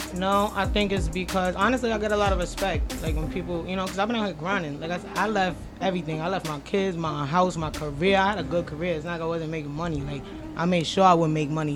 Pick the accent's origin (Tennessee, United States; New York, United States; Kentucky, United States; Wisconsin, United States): New York, United States; Mastic Beach; Where I'm from in Long Island, it's uh, called Mastic, Mastic Beach.